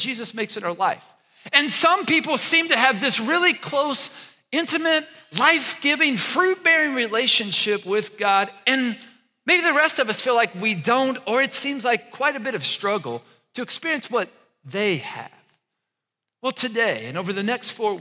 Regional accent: Maysville, Kentucky, United States; moved away as an adult; also born or lived in Louisville, Kentucky / Noblesville, Indiana; my hometown, Maysville, Kentucky

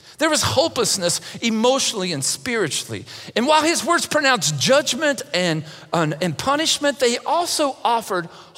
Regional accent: Mason County, Kentucky, United States; I grew up in Mason County, Kentucky

